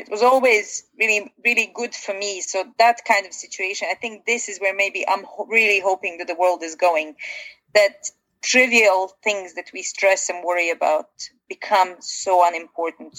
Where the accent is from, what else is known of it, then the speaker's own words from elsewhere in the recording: Bosnia & Herzegovina; moved away; I come originally from Bosnia, and living through kind of a war situation